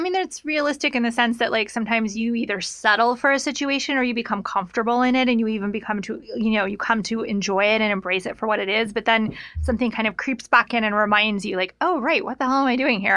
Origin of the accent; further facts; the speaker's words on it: Reno, Nevada, United States; also born or lived in Lake Tahoe; I grew up in Reno and in Lake Tahoe